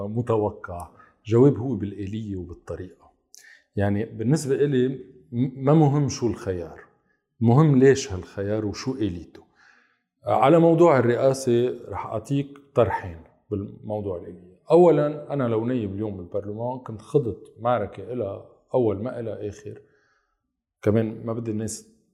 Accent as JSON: {"language": "Arabic", "region": "South Lebanon", "country": "Lebanon", "tie": "born or raised there", "said": "انا كمان ابن الجنوب"}